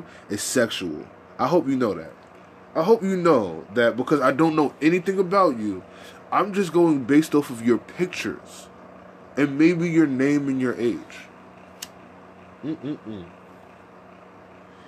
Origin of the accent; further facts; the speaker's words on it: New York City, New York, United States; accent: New York; I'm from Harlem. I have the New York accent.